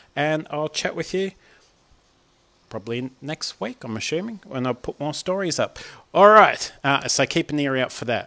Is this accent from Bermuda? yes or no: no; Australia; Aussie Dad